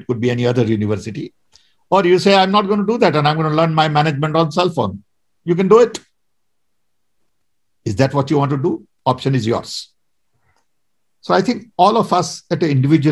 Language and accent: English; India; I'm Indian, and I think like Indian